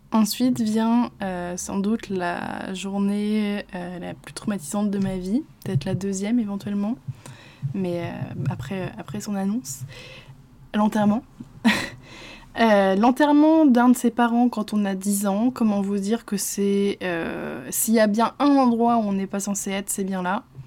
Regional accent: Normandy, France; je suis normande

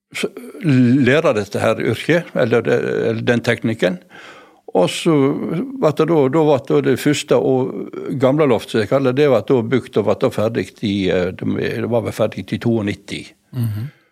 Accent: Voss, Vestland, Norway; jeg, som vossing

